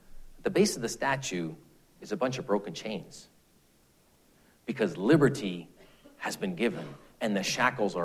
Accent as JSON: {"language": "English", "country": "Canada", "said": "being a Canadian"}